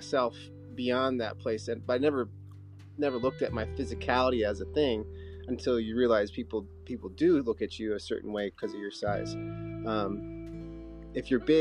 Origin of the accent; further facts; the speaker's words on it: Rockford, Illinois, United States; also born or lived in Loves Park, Illinois / Chicago, Illinois / Bend, Oregon; I grew up in Rockford, Illinois